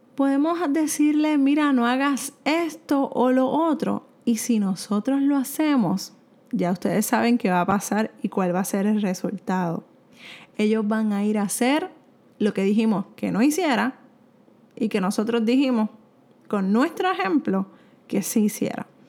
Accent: Puerto Rico; soy de Puerto Rico

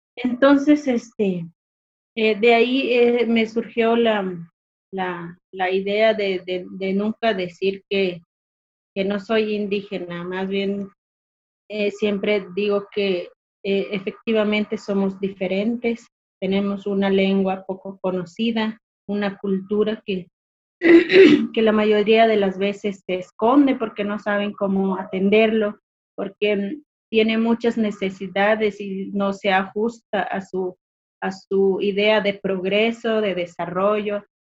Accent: Mezquital, Durango, Mexico; soy del municipio del Mezquital, está ubicado al sur del estado de Durango. Soy hablante de la lengua Odam

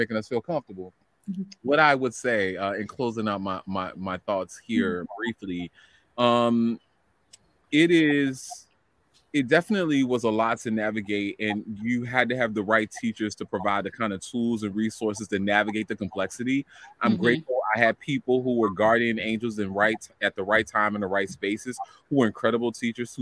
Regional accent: New Orleans, Louisiana, United States; I grew up in New Orleans, Louisiana

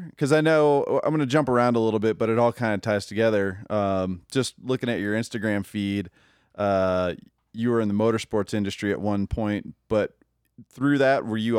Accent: New Orleans, Louisiana, United States; growing up in New Orleans. There's no trails there, but there's plenty of stairs and loading docks.

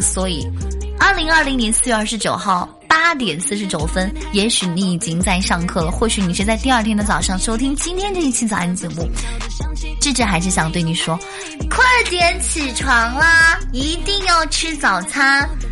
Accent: Xinjiang, China; moved away; 我们新疆的早餐有奶茶，家中必备奶茶

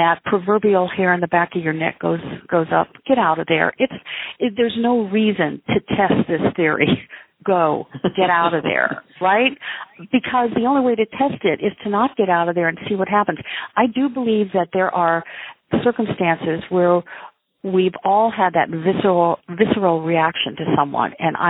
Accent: Midwest, United States; I come from the Midwest, our upbringing causes us, I think, not causes us, but influences how we view people.

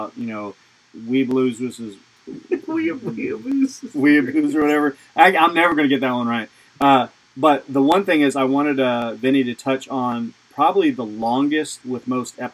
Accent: United States; as an American

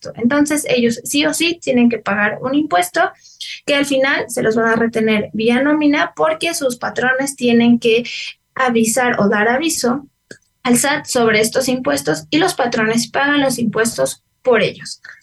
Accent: Mexico; como ciudadanos, como mexicanos, como contribuyentes

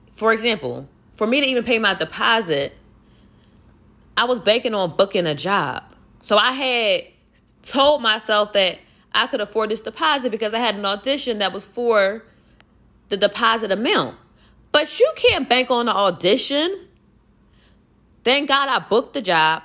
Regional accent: Philadelphia, Pennsylvania, United States; I'm from Philly and I'm out here alone

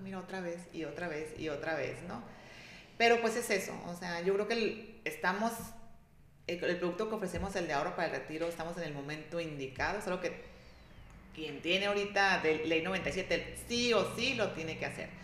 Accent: Ciudad Obregón, Sonora, Mexico; soy de aquí de Obregón

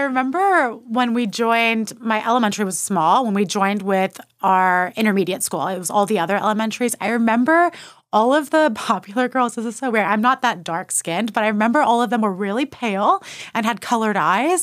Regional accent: New Braunfels, Texas, United States; also born or lived in Austin, Texas; I moved from Austin to New Braunfels in second grade

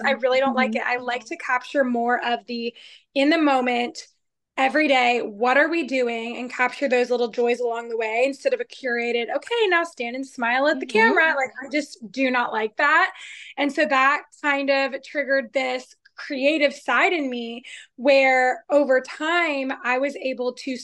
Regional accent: Georgia, United States; also born or lived in Arizona; born in Arizona, but grew up in Georgia. So I'm a Georgia girl

